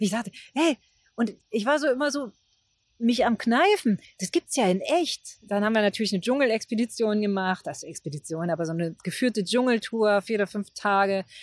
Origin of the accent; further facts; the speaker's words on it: Germany; auch die, die Gebäude, die ja ganz anders waren als die Gebäude in der DDR, die ich kannte. Noch dazu bin ich ja in der Kleinstadt groß geworden.